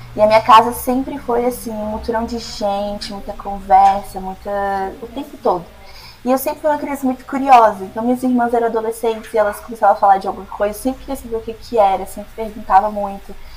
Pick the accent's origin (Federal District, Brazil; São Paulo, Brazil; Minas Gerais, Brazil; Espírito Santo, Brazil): Federal District, Brazil; Brasília; moved away as an adult; now in United States; sou nascida e criada em Brasília, mas meu coração é goiano, minha família também